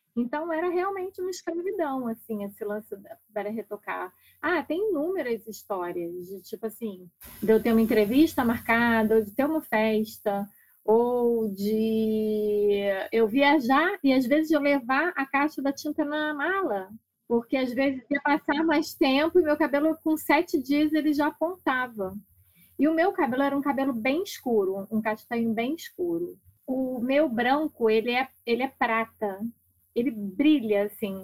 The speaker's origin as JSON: {"language": "Portuguese", "town": "Niterói", "region": "Rio de Janeiro", "country": "Brazil", "said": "Eu sou de Niterói, do Rio de Janeiro"}